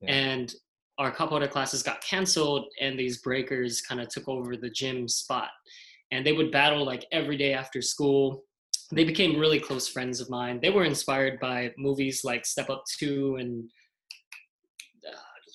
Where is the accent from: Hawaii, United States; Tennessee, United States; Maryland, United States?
Hawaii, United States; moved away as an adult; now in San Francisco Bay Area, United States; Growing up in Hawaii